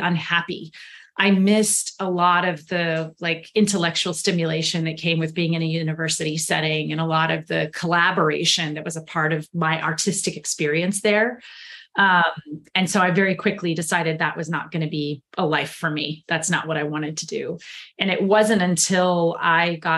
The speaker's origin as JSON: {"language": "English", "town": "Houston", "region": "Texas", "country": "United States", "tie": "born or raised there", "said": "I grew up in Houston, Texas. That's where I was born and raised"}